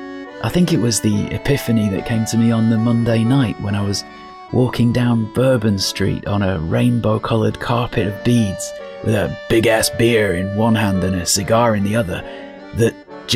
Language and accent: English; United Kingdom; At this point, I have a confession that may disturb you. I'm British.